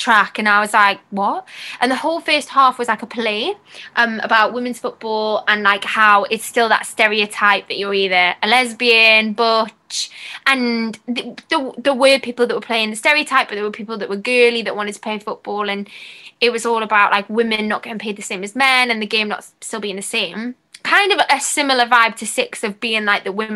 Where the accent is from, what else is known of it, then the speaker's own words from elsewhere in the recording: Newcastle upon Tyne, North East England, United Kingdom; I'm from Newcastle